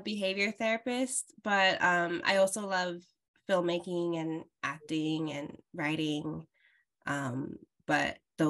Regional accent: New York City, New York, United States; Like I'm a New Yorker.

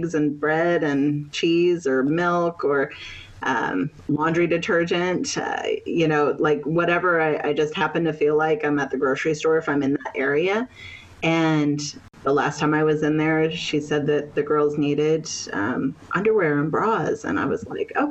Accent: Maryland, United States; now in Panama; I'm from Maryland in the United States. Currently, I'm living in Panama

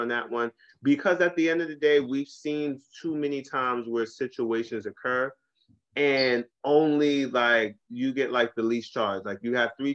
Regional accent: New York City, New York, United States; I'm from Brooklyn.

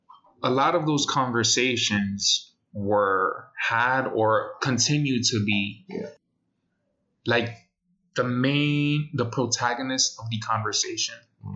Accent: New York City, New York, United States; Even though we're from the Bronx, the Boogie Down.

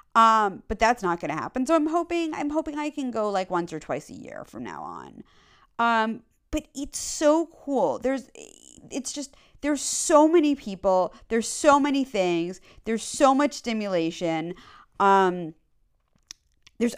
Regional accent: New York City, New York, United States; moved away; I grew up on the Upper East Side. I grew up on 63rd between York and 1st

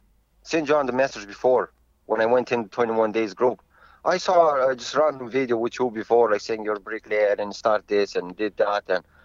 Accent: Romania; now in Ireland

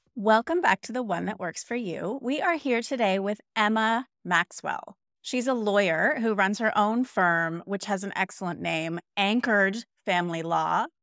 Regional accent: Canada; now in Denmark, Australia; I'm Canadian.

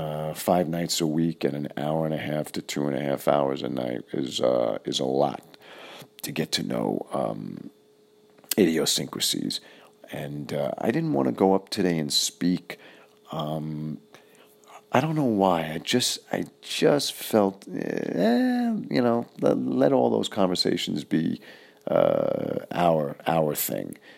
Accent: New York City, New York, United States; moved away; I was originally from Flushing, Fresh Meadows, Queens.

